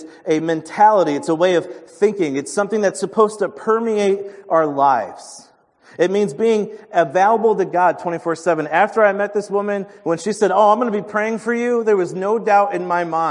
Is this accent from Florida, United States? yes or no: no; New York, United States; Well, I'm from New York.